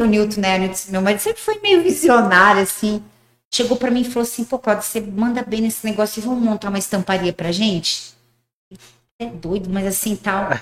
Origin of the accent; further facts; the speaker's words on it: Paraguay; moved away as an adult; also born or lived in Rio Grande do Sul, Brazil; now in Umuarama, Brazil; eu nasci no Rio Grande do Sul, bem pequenininha, com três meses, meus pais mudaram para o Paraguai, lá em Foz, bem no interiorzão do Paraguai mesmo. E eu morei lá até meus 18 anos.